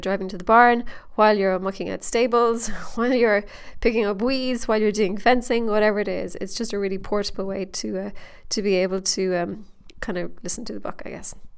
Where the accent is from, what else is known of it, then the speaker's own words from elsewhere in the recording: Ireland; accent: Irish; my Irish accent